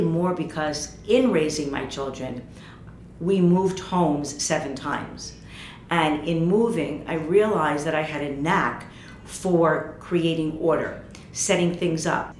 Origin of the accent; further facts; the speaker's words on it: United States; moved away as an adult; also born or lived in New York / Paris; Working as an American in Paris, speaking French